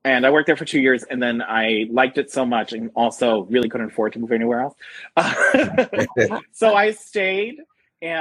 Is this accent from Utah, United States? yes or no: no; Bangor, Pennsylvania, United States; also born or lived in Warwick, New York / Jim Thorpe, Pennsylvania; I grew up in Bangor, Pennsylvania